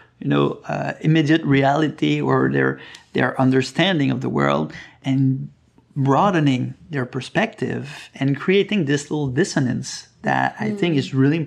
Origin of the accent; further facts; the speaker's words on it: Sept-Îles, Quebec, Canada; I'm originally from Quebec, from Sept-Îles, the north coast of Quebec.